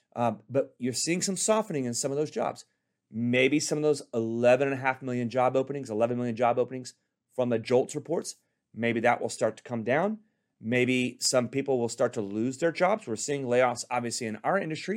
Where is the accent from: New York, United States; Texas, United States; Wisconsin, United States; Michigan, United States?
Texas, United States; Richardson; now in Corona, United States; I'm from Texas